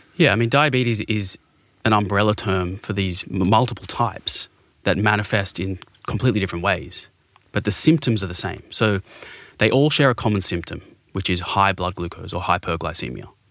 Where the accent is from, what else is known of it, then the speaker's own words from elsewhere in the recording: Sydney, New South Wales, Australia; I grew up in Bondi